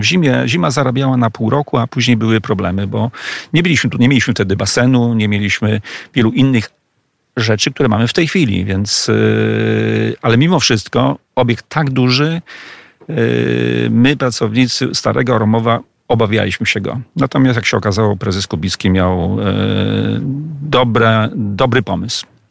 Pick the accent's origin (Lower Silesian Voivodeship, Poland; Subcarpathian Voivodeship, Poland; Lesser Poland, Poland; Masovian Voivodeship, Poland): Subcarpathian Voivodeship, Poland; Przemyśl; Ja jestem mieszkańcem Przemyśla, urodziłem się w Przemyślu